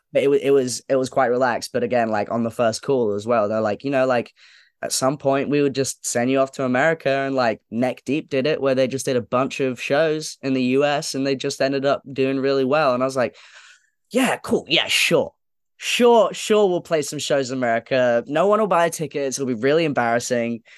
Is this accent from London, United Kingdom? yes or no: yes; London, United Kingdom; I grew up going to shows at Islington Academy